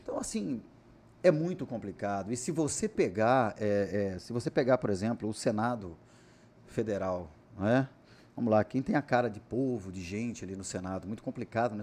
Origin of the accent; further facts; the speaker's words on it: Cuiabá, Mato Grosso, Brazil; Sou nascido e criado em Cuiabá.